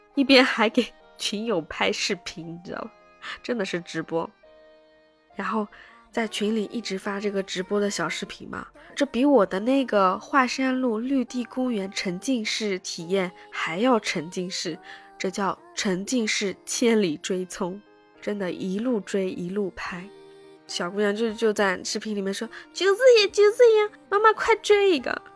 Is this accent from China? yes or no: yes; Shanghai, China; 我们上海人